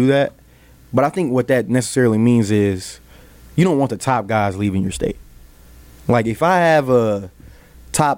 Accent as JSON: {"language": "English", "region": "Texas", "country": "United States", "moved": "yes"}